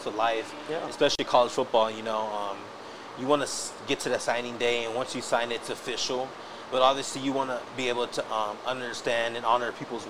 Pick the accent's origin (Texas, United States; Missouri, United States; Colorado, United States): Texas, United States; El Paso; I'm from El Paso. I lived here all my life.